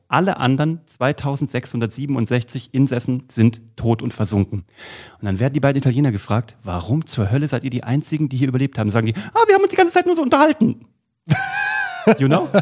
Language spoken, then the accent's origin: German; Kassel, Hesse, Germany; in Kassel, wo ich herkomme